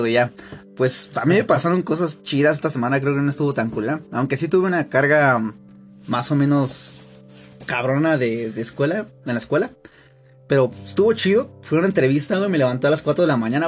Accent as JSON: {"language": "Spanish", "town": "Aculco", "region": "State of Mexico", "country": "Mexico", "said": "soy de Aculco"}